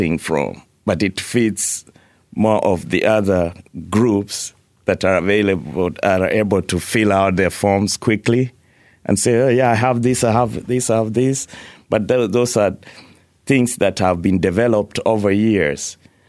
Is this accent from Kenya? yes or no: yes; Kenya; moved away; So, for example, I moved here from Kenya. I arrived here with $60 in my pocket.